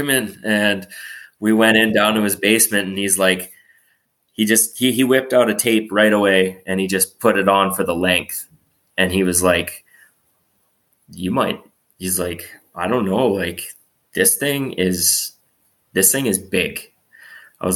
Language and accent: English; Revelstoke, British Columbia, Canada; I grew up in Revelstoke, in a small town, 7,000-8,000 people.